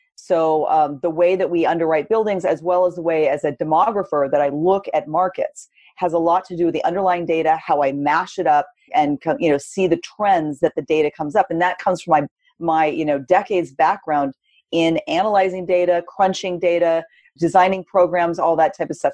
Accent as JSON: {"language": "English", "region": "Southern California", "country": "United States", "tie": "born or raised there", "lives_now": "San Francisco Bay Area, United States", "said": "born and raised in California, but I grew up in Southern California"}